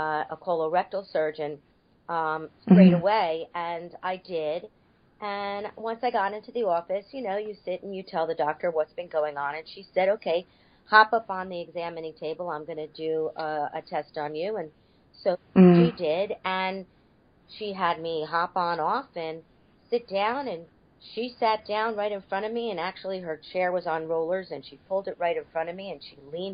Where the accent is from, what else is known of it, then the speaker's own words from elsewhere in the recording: North Miami Beach, Florida, United States; I am originally from North Miami Beach, Florida